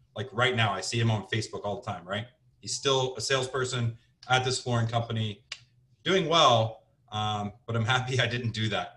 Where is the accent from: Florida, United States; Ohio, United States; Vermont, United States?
Ohio, United States; Cincinnati; moved away as an adult; also born or lived in Scottsdale, Arizona / Portland, Oregon / New Jersey; I'm from Cincinnati, Ohio, originally